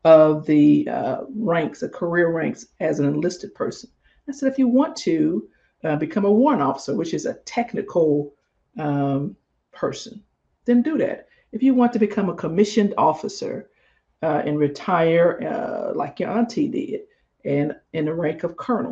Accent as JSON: {"language": "English", "region": "Mississippi", "country": "United States", "said": "I'm from Mississippi."}